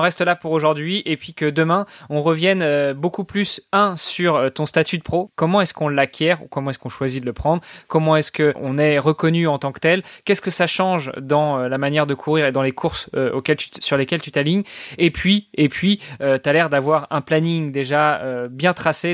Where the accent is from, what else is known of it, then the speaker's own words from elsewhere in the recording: Normandy, France; j'ai grandi en Normandie